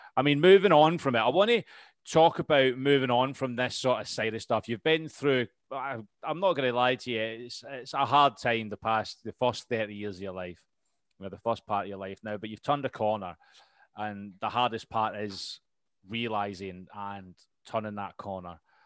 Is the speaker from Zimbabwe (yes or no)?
no; United Kingdom; we're British